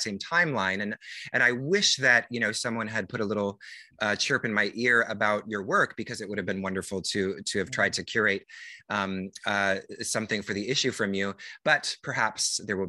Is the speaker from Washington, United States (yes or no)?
yes; near Seattle, the Northwest, Washington, United States; moved away as an adult; also born or lived in New York; I grew up in the Northwest and near Seattle